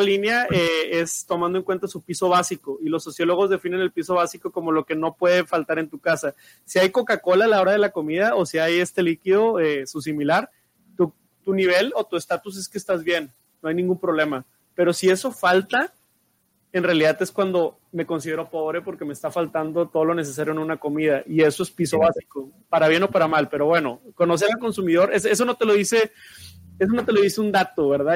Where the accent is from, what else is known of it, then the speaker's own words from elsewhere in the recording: Monterrey, Nuevo León, Mexico; somos de aquí en Monterrey